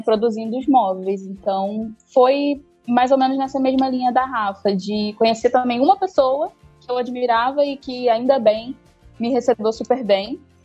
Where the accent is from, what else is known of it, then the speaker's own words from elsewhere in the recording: Rio de Janeiro, Brazil; sou do Rio de Janeiro, atendo Rio de Janeiro e Niterói também